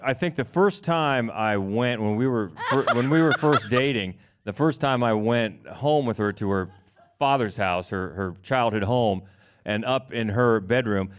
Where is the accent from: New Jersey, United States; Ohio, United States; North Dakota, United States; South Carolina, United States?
Ohio, United States; I grew up mainly in Ohio